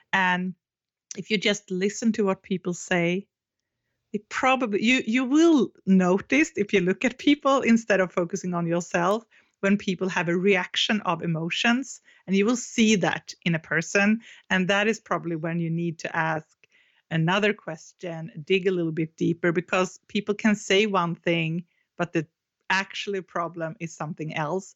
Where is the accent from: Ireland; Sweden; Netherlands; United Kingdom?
Sweden; English is a second language; I'm from Sweden